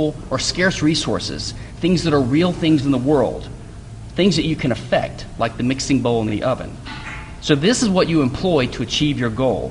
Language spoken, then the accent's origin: English; Louisiana, United States; now in Houston, United States; I live in Houston, and I'm from Louisiana, but I'm glad that I moved here